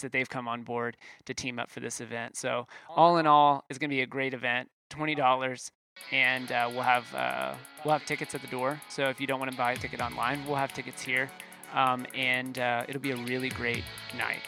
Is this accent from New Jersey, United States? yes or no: no; Waco, Texas, United States; I grew up in Waco